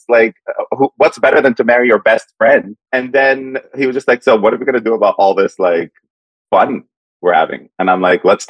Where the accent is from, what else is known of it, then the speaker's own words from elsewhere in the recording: Dubai, United Arab Emirates; born there; also born or lived in Saudi Arabia; I was born in Dubai.